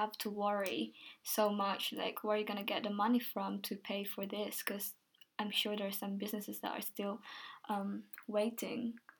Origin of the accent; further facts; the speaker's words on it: Philippines; born there; I'm Filipino in a way, so originally I was born in Philippines